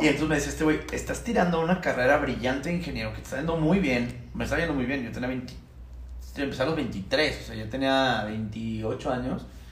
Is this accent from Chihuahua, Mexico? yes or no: yes; Chihuahua, Mexico; moved away as an adult; now in Mexico City, Mexico; Yo soy ingeniero mecánico de Chihuahua.